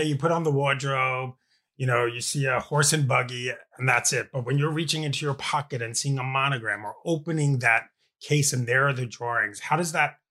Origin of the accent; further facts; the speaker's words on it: New York, United States; I'm from New York